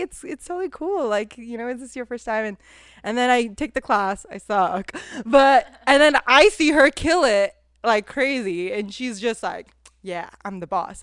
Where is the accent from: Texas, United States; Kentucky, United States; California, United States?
California, United States; also born or lived in India; I'm from Cali